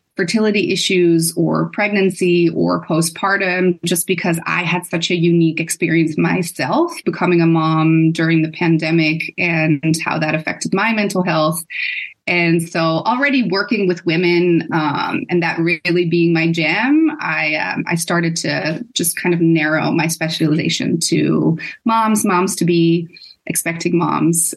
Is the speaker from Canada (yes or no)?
no; Netherlands; moved away as an adult; also born or lived in Boston, United States; I am a cisgender white female that is born and raised in the Netherlands.